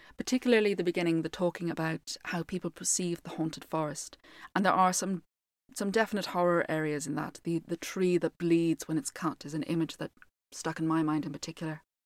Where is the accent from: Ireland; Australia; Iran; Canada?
Ireland; being an Irish storyteller and mostly based on Irish folklore